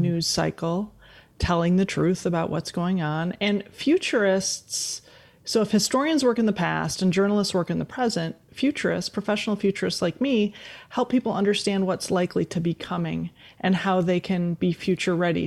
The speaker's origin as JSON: {"language": "English", "town": "West Bend", "region": "Wisconsin", "country": "United States", "tie": "born or raised there", "also_born_or_lived": "Green Bay, Wisconsin", "said": "we were raised in West Bend, Wisconsin"}